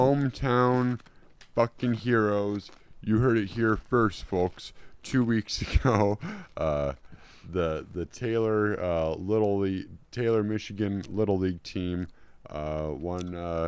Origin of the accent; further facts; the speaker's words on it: New Zealand; I'm from New Zealand. I'm a Kiwi.